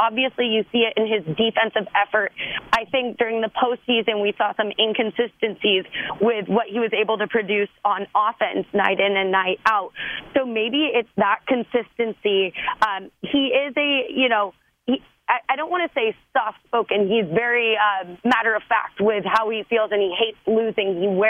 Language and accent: English; California, United States; We grew up in Southern California, mm-hmm. and the dominance of the purple and gold is something to be so proud of.